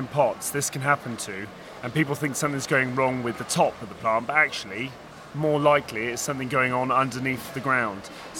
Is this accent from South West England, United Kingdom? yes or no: yes; Devon, South West England, United Kingdom; I'm from Devon, down in the West Country